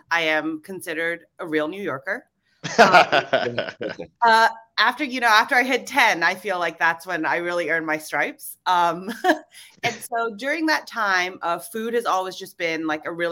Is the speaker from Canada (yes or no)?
no; Hong Kong; also born or lived in Singapore / Indonesia; I was born in Singapore and I grew up in Indonesia and Hong Kong. And then for college, I decided to, you know, really shake things up and move from Hong Kong to Savannah, Georgia.